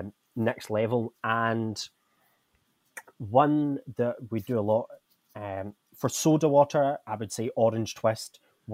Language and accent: English; Scotland, United Kingdom; now in India; I'm from Scotland, where, let's just say, it's not very warm.